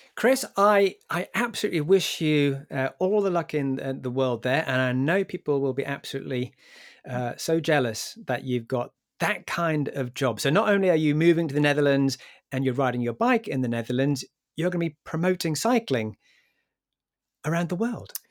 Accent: Newcastle upon Tyne, North East England, United Kingdom; my hometown in Newcastle

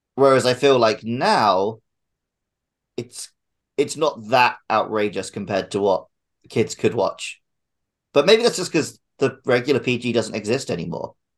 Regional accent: United Kingdom; now in Japan; I'm British, and me and Matt live in Japan.

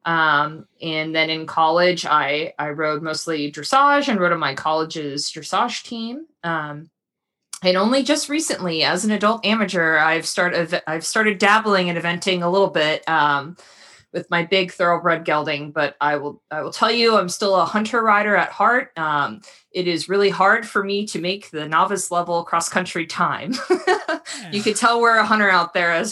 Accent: Florida, United States; I grew up in Florida. I'm still here in Florida

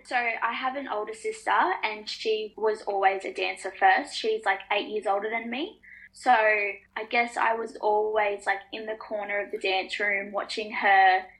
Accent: Tweed Heads, New South Wales, Australia; both parents, my mum and dad are Aboriginal and my mum is Torres Strait Islander. And so we're from the Bundjalung Nation here in Tweed Heads.

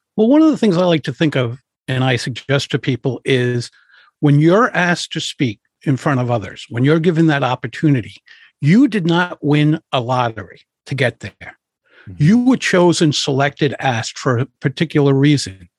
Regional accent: Providence, Rhode Island, United States; I grew up in Providence, Rhode Island

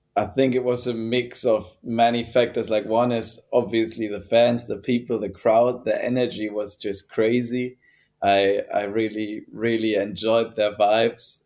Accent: Germany; also born or lived in Hamburg, Germany; born in Hamburg, which is like of course a big city, like 1.8 million people or something like that. Mm-hmm. And then we moved out there when I was 10 years old, and that's where I grew up.

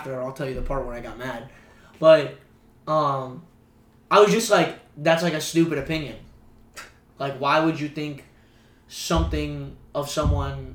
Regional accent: Broward County, South Florida, United States; moved away as an adult; now in Jacksonville, United States; I grew up back home in South Florida

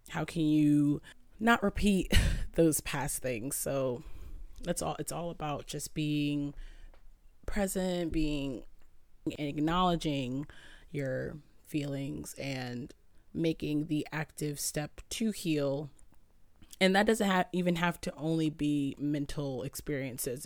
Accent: Southern Connecticut, United States; I'm from Southern Connecticut.

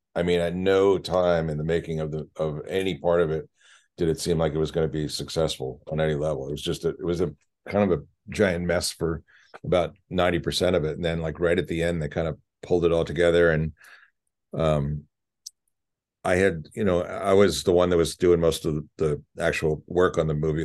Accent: Philadelphia, Pennsylvania, United States; moved away; growing up in Philly

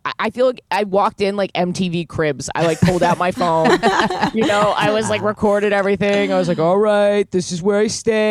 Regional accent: New York City, New York, United States; A New York City kid like my whole life.

